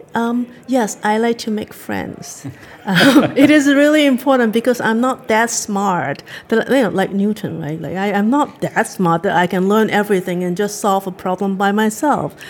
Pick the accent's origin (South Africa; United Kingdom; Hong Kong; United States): Hong Kong; now in Canada; I grew up in Hong Kong